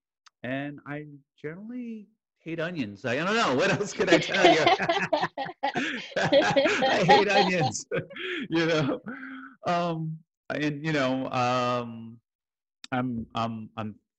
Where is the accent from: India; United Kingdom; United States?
United States; Jersey City, New Jersey; moved away; also born or lived in Iowa / New York / Houston, Texas; I was born in Jersey City, New Jersey